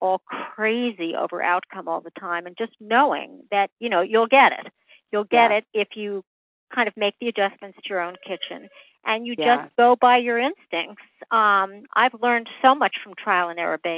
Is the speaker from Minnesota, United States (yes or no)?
no; New York City, New York, United States; growing up in New York City